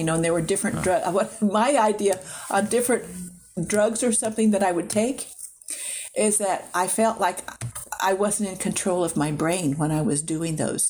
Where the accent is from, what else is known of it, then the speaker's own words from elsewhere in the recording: Hutchinson, Kansas, United States; moved away as an adult; also born or lived in Lawrence, Kansas / San Francisco; I stayed in Kansas. I went from Hutchinson to Lawrence, Kansas